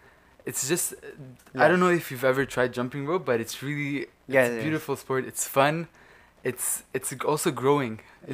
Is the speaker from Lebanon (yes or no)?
yes; Lebanon; moved away as an adult; now in Montreal, Canada; I came from Lebanon to Montreal